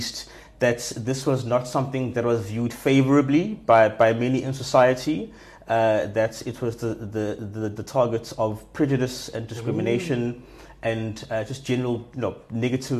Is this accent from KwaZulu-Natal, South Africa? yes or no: no; Johannesburg, Gauteng, South Africa; moved away as an adult; also born or lived in Durban, South Africa; now in Cape Town, South Africa; Grew up mostly in Joburg, and have now been living in Cape Town for almost 8 years